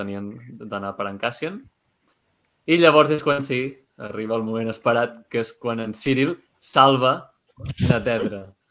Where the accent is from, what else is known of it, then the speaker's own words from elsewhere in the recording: Catalonia, Spain; nosaltres que som catalans